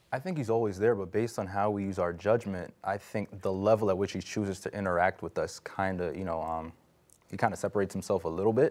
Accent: New York, United States; I'm from New York

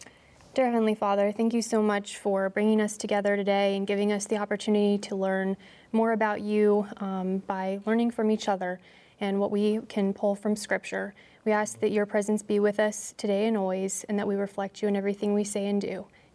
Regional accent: Maryland, United States; I'm from Maryland.

